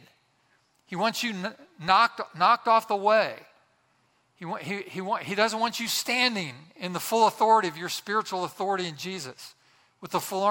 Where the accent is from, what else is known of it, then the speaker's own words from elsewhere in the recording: Boswell, Indiana, United States; My hometown, Boswell, Indiana, had about 1,000 people